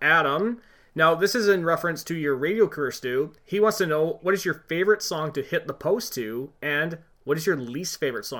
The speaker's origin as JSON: {"language": "English", "region": "West Coast", "country": "Canada", "said": "I was wearing a hoodie because I'm from the West Coast. I've never experienced a real Canadian winter before."}